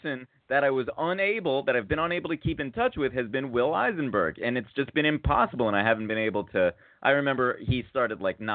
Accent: New Haven, Connecticut, United States; I said I was from New Haven with the pizza

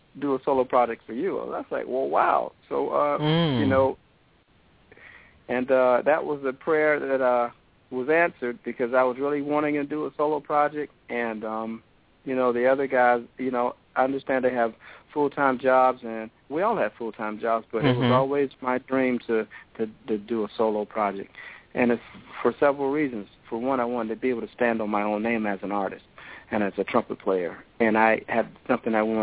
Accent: Orangeburg, South Carolina, United States; I grew up in Orangeburg, South Carolina, and I played in the middle school band there.

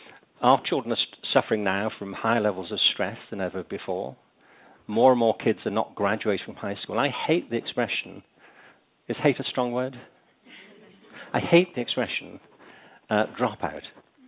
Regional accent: England, United Kingdom; I mean, I was growing up in England.

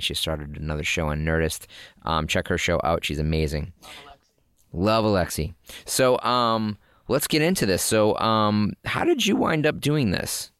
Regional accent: Massachusetts, United States; we're in Massachusetts

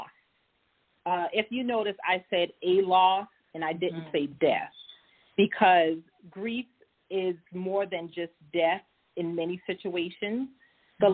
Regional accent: Charleston, South Carolina, United States; accent: Lowcountry; moved away as an adult; I am a native of Charleston, South Carolina. For many of you in South Carolina, you probably heard my accent, so you know I am from the Lowcountry.

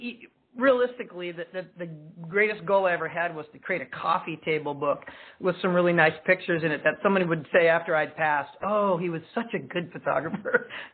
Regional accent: Eugene, Oregon, United States; I was born here in Oregon, or in Eugene, Sacred Heart Hospital. I couldn't remember the floor, but I grew up in the Santa Clara area before it was developed.

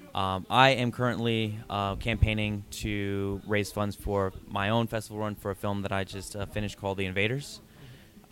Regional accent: New York City, New York, United States; I've been living here since I was six years old

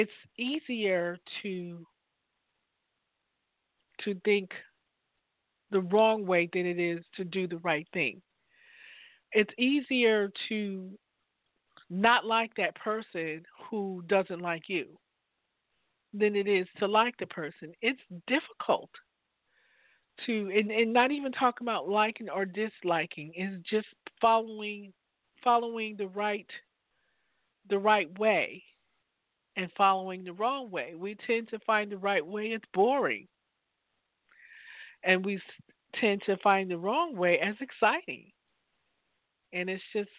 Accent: Newark, New Jersey, United States; now in Virginia, United States; I grew up in Newark, New Jersey

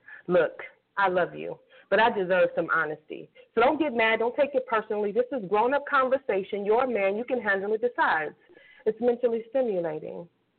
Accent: Kansas City, Kansas, United States; Okay, so I am originally from Kansas City, Kansas. I know a lot of y'all out there think I'm from Chicago or Las Vegas or California, but I am from Kansas City, Kansas, and I am proud of that.

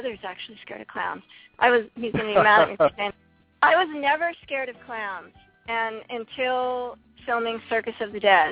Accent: East Coast, United States; now in California, United States; I'm originally from the East Coast, I'm not used to the cold weather anymore, being out here in California.

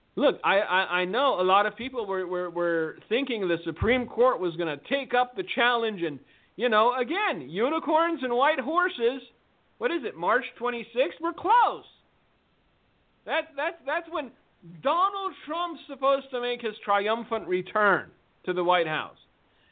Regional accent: Fullerton, California, United States; I grew up in a very sketchy part of Fullerton, California.

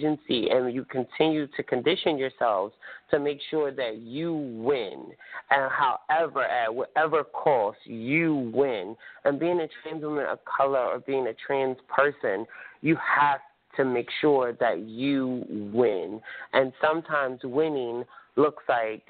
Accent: Atlantic City, New Jersey, United States; Atlantic City, my hometown

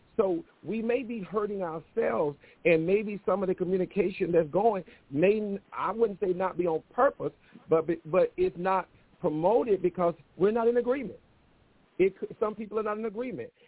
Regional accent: Mississippi, United States; moved away; I am from the South, dead South. Mississippi is where South you can get

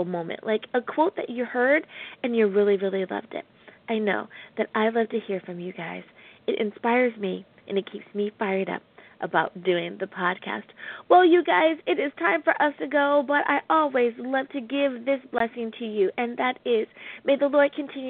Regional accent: United States; the good old U.S. of A., my home country

